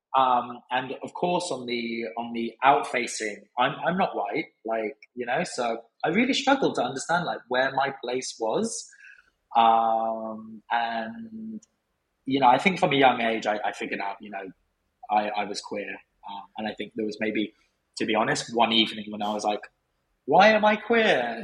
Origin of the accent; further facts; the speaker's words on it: Brighton, South East England, United Kingdom; also born or lived in Cumbria; moving back to Brighton because I grew up in Brighton